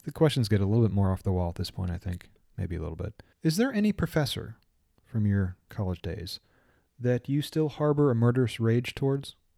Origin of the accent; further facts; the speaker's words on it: New York, United States; moved away as an adult; also born or lived in North Carolina; I'm from New York